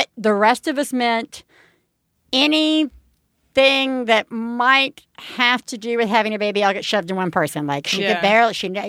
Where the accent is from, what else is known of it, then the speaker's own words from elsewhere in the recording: Alabama, United States; I'm from Alabama